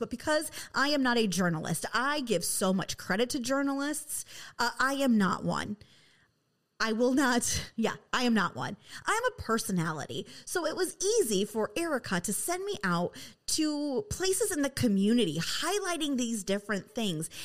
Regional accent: West Michigan, United States; I am from West Michigan, where there is nothing but Dutch immigrants here

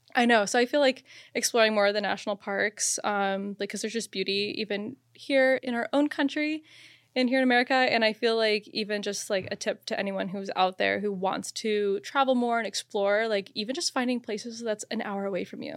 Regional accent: Phoenix, Arizona, United States; I'm from Phoenix, Arizona

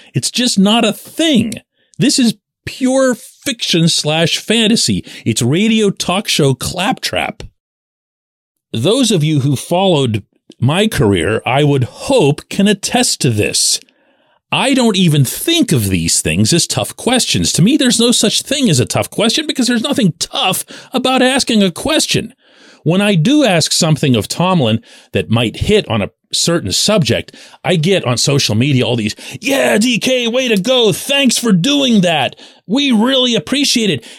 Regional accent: Pittsburgh, Pennsylvania, United States; I'm born and raised in Pittsburgh

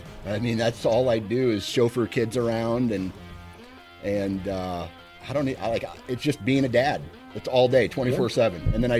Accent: Iowa, United States; I'll hunt Iowa, my home state.

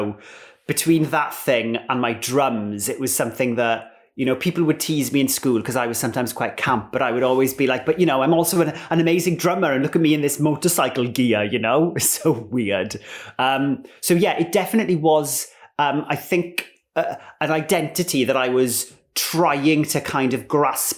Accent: Ammanford, Wales, United Kingdom; I grew up in Ammanford in southwest Wales.

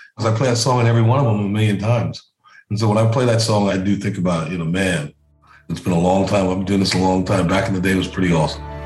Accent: South Carolina, United States; I'm from South Carolina

